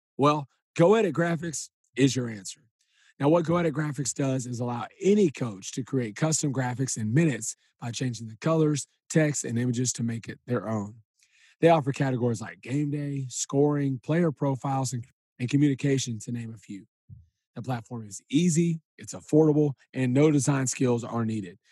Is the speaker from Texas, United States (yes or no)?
yes; Huntsville, Texas, United States; all of my life growing up in Huntsville